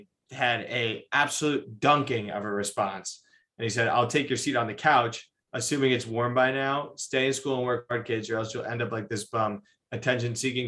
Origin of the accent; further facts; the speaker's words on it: Manhasset, New York, United States; my hometown.